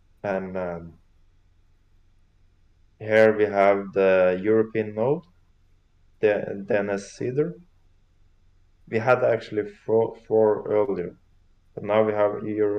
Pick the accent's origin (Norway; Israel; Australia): Norway; Oslo; English is a second language; is capital city of Norway. {S0} Awesome. {S1} So this is my hometown.